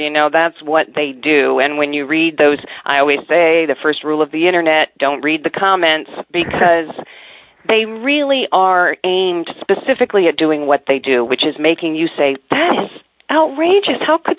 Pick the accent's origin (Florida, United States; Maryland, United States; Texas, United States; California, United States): Maryland, United States; I'm from Maryland, you know, in D.C.